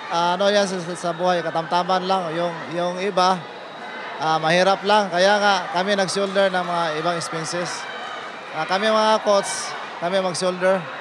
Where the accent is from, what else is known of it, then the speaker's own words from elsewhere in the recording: Davao Region, Philippines; sa amin yung probinsya namin, uh, Davao Regional Athletic Association.